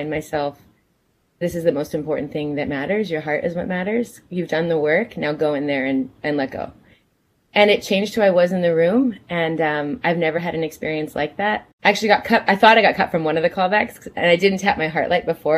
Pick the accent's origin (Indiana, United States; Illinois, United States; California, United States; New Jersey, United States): New Jersey, United States; I was born in New Jersey.